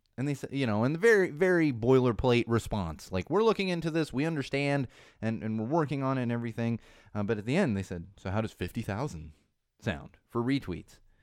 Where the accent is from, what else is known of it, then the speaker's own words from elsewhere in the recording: Southern California, United States; I grew up in Southern California.